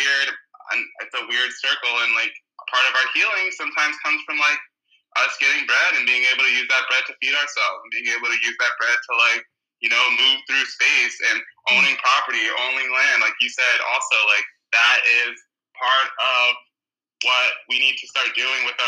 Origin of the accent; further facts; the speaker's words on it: New York, United States; now in California, United States; I'm from New York, originally. And right now I live in California